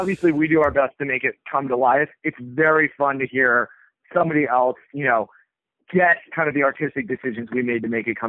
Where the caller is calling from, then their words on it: San Francisco, California, United States; I mean, I'm talking from San Francisco, where flannel's always been cool